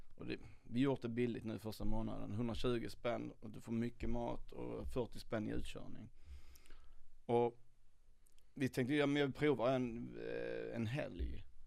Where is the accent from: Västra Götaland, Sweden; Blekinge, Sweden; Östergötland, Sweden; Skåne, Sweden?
Skåne, Sweden; moved away as an adult; now in Stockholm, Sweden; jag är uppväxt i Skåne, flyttade upp till Stockholm när jag var 30